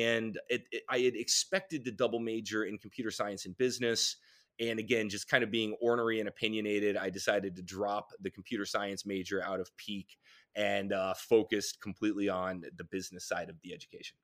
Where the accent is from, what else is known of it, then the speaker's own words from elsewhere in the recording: Raleigh, North Carolina, United States; I grew up in Raleigh